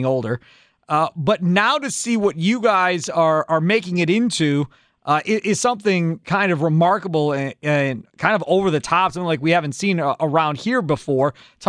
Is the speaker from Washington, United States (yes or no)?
no; Kenosha, Wisconsin, United States; I grew up in Kenosha.